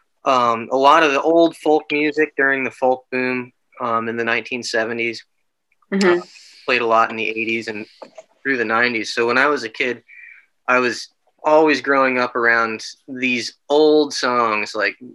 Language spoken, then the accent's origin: English; Lock Haven, Pennsylvania, United States; I grew up in Lock Haven, Pennsylvania.